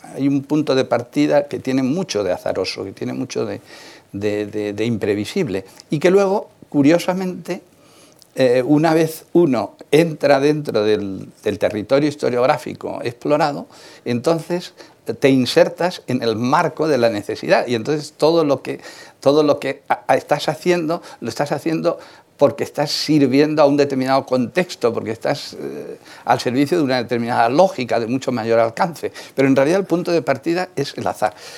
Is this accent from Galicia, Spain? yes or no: no; Requena, Valencian Community, Spain; moved away as an adult; now in Barcelona, Spain; soy de, una aldea, de un pueblo que se llama, la aldea se llama Casas de Eufemia, el pueblo se llama Requena, provincia de Valencia.